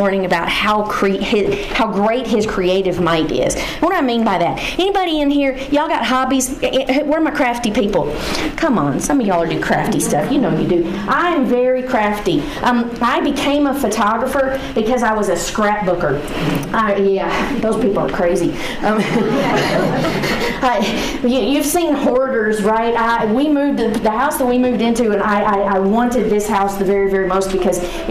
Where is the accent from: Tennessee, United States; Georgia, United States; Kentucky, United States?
Tennessee, United States; Henderson; when I was a little girl growing up in Henderson, Tennessee